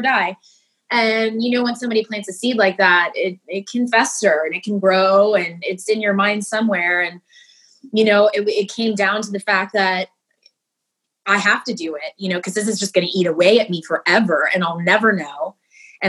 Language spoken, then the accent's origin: English; Houston, Texas, United States; moved away as an adult; also born or lived in Dallas, Texas; now in San Diego, United States; I'm originally from Houston, and I lived in Dallas for many years where I went to college